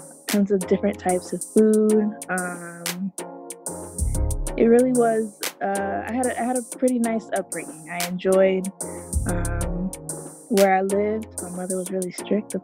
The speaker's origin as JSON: {"language": "English", "town": "Tampa", "region": "Florida", "country": "United States", "tie": "born or raised there", "also_born_or_lived": "Brandon, Florida", "moved": "yes", "said": "I'm originally from Tampa, Florida"}